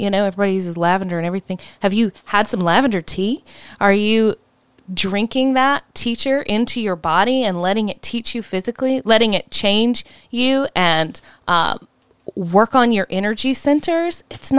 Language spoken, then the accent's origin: English; Southern United States, United States; we're from the South.